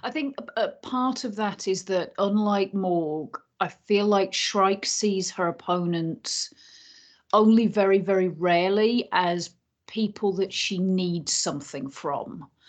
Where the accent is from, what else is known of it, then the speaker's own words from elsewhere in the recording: Yorkshire and the Humber, United Kingdom; moved away as an adult; I grew up between the ages of 8 and 18 in North Yorkshire and then lived in West Yorkshire for a couple of years after